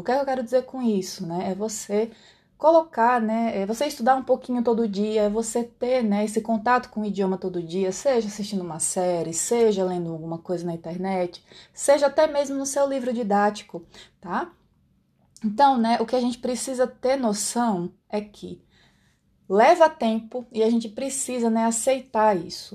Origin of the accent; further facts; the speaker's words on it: Brazil; accent: Brazilian Portuguese; first language Brazilian Portuguese; o meu idioma nativo é o português brasileiro